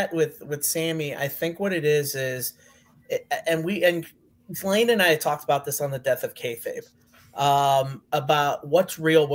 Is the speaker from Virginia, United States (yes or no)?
no; Chicago, Illinois, United States; I'm from Chicago, like Punk